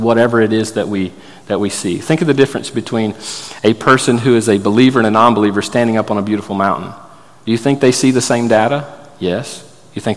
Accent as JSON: {"language": "English", "region": "Florida", "country": "United States", "tie": "born or raised there", "said": "I grew up in Florida"}